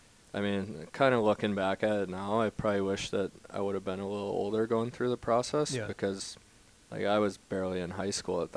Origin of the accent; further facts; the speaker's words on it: Minnesota, United States; growing up in Minnesota